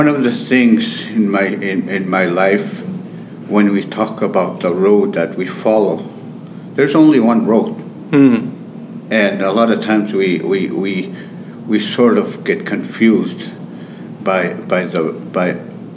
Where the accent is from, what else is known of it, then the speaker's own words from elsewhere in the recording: St. Theresa Point, Manitoba, Canada; I come from St. Theresa Point, close to the border of Ontario, way up north. It's a remote area.